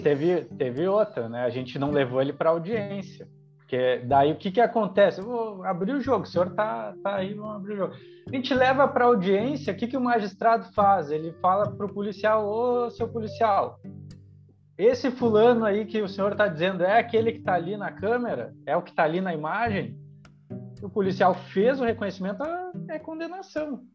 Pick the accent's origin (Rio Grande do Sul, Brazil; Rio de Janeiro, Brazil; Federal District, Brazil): Rio Grande do Sul, Brazil; Canoas; eu cresci em Canoas